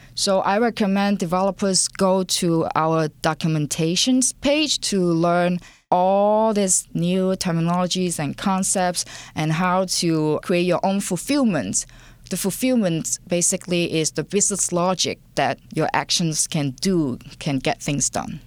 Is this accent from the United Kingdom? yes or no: no; Hong Kong; English is a second language; moved away; I was born and raised in Hong Kong, and English is my second language